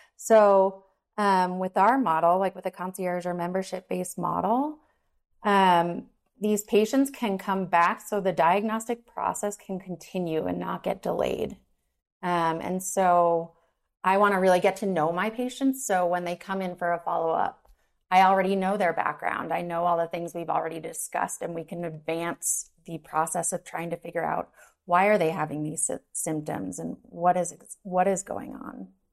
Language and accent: English; New York, United States; now in Denver, United States; I'm originally from New York and now I live in Denver, Colorado.